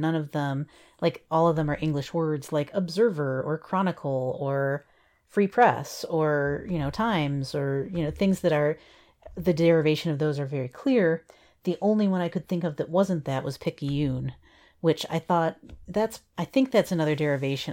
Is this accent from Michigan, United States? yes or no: yes; Kalamazoo, Michigan, United States; I grew up in Kalamazoo, uh, for, you know, most of my, uh, early schooling years